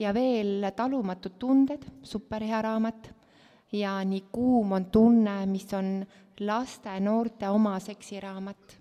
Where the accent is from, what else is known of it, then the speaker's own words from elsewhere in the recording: Estonia; kasvasin hästi väikeses külas Kobratu, kus olid poisid. ma kolisin sinna üheksa-aastaselt